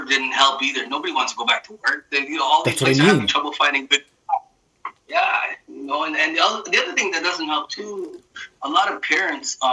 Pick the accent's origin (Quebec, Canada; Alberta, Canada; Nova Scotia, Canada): Quebec, Canada; Montreal; also born or lived in Jamaica; now in Toronto, Canada; where I grew up in Montreal